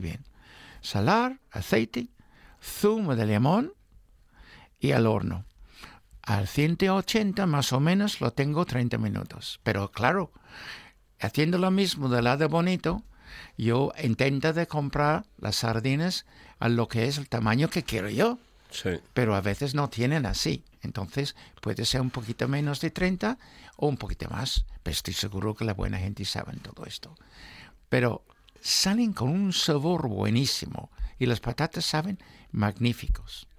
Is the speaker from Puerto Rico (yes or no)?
no; England, United Kingdom; now in Spain; en mi juventud. No había bonito, solo en latas en Inglaterra